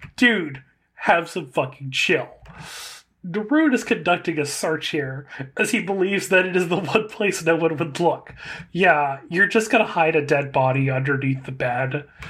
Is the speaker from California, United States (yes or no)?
yes; California, United States; as a Californian